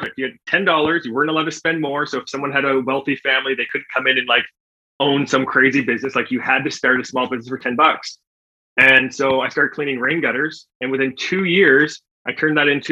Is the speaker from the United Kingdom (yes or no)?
no; Canada; accent: Canadian; I am from Canada.